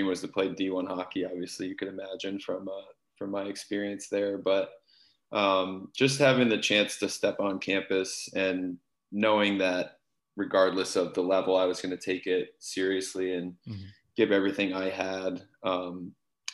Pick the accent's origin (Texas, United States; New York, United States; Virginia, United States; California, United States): New York, United States; Ithaca; growing up in Ithaca, I mean, really hockey and lacrosse were my two main sports